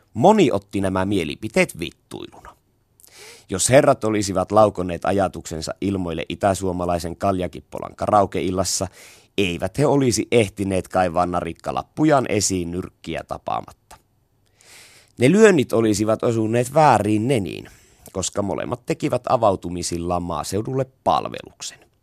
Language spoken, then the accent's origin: Finnish; Savo, Finland; Semmosta se tahtoo meillä päin olla